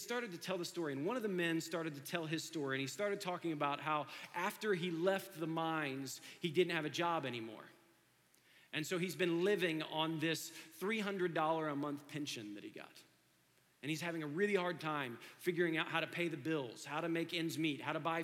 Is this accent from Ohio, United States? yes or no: yes; Dayton, Ohio, United States; I grew up in Dayton, Ohio.